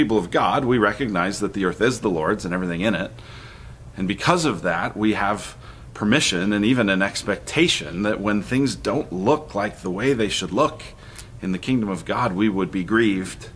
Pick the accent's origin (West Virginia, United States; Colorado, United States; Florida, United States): Colorado, United States; grew up in Colorado